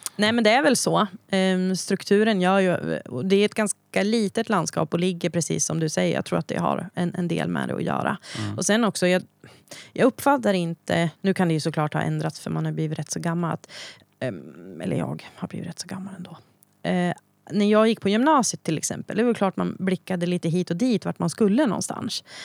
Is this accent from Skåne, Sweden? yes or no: no; Hälsingland, Gävleborg County, Sweden; also born or lived in Söderala; jag kommer från Hälsingland. Eh, när jag föddes var min mamma sjutton bara. Eh, så vi bodde kvar hemma hos mormor och morfar i Söderara. Sen träffade hon Bertil, eh, och vi flyttade till Norrara, eh, där jag då är uppvuxen